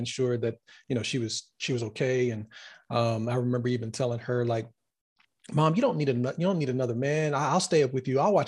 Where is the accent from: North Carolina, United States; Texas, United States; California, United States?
North Carolina, United States; also born or lived in Florida; now in Los Angeles, United States; from the East Coast, born in Florida, grew up in North Carolina